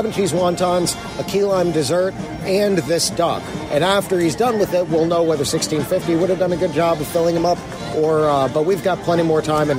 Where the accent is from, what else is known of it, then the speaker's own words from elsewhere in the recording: Florida, United States; one of my favorite parts about growing up in Florida is easy access year-round to key lime pie.